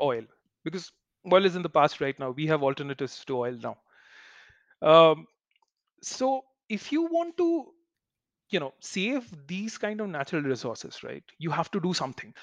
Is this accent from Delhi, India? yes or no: no; Kolkata, West Bengal, India; when I was young in Calcutta, growing up in Calcutta